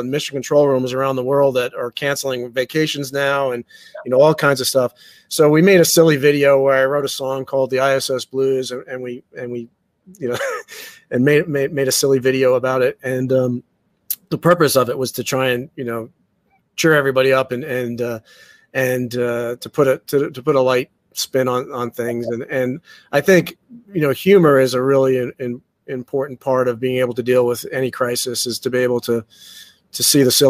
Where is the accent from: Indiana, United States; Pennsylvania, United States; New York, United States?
New York, United States; I'm from New York. You know what that's like? Not having pizza in seven months?